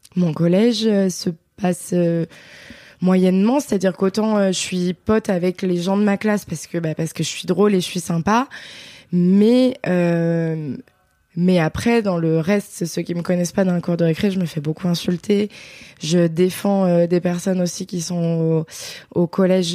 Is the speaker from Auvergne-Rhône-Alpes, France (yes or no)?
yes; Beaujolais, near Villefranche-sur-Saône, Auvergne-Rhône-Alpes, France; J'ai grandi dans le Beaujolais, un petit village euh, à côté de Villefranche-sur-Saône